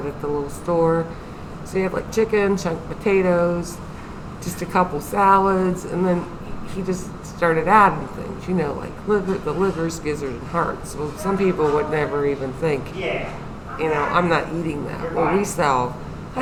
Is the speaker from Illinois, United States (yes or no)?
no; Athens, Ohio, United States; I was born in Athens. Actually, I was born right up the street here.